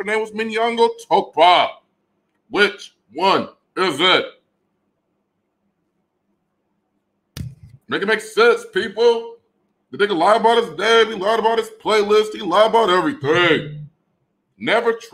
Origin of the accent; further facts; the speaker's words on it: Detroit, Michigan, United States; I'm from Detroit